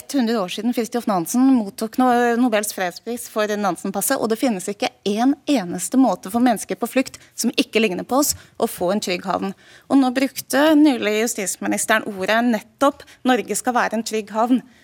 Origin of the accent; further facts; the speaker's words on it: Malta; now in Norway; jeg kommer jo da fra EUs eh, e eh, minste og sydligste land, Malta